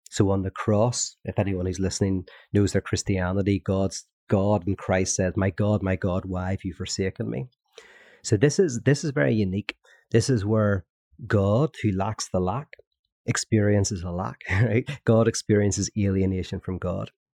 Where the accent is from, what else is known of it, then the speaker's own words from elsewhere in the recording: Northern Ireland, United Kingdom; growing up in Northern Ireland. which I did during a, uh, the Troubles